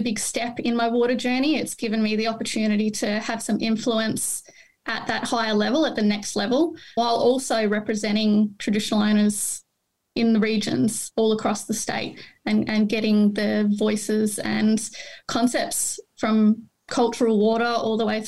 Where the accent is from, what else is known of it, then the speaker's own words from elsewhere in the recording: Victoria, Australia; also born or lived in Mildura; I grew up on the Murray River